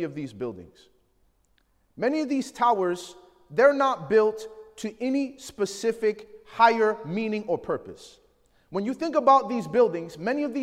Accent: Chicago, Illinois, United States; I grew up in Chicago

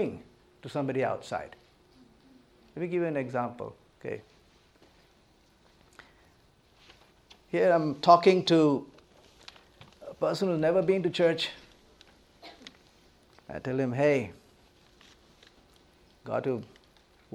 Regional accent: India; born and brought up in India, land of tremendous diversity.

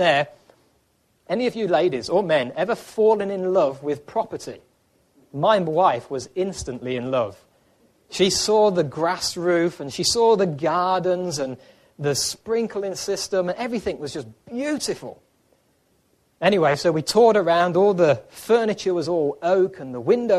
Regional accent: England, United Kingdom; moved away as an adult; also born or lived in Ireland / Africa; now in United States; before we lived in Ireland, we lived in England. That's where we were born and raised

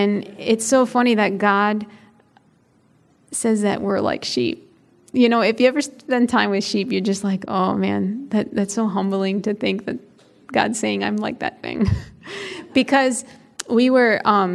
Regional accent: Chicago, Illinois, United States; I grew up in Chicago, in the city, not like a suburb of Chicago, in the city

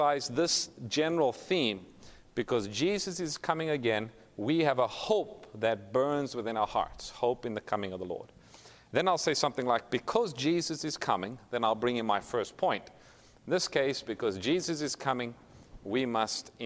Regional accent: South Africa; moved away as an adult; now in Sacramento, United States; Originally, I'm from South Africa, so if you pick up a little bit of an accent, that's what it is

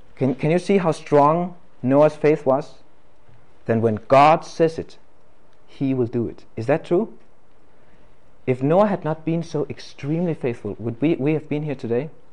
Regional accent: Denmark; English is a second language; I'm from Denmark, and uh, I am not a native English-speaking person

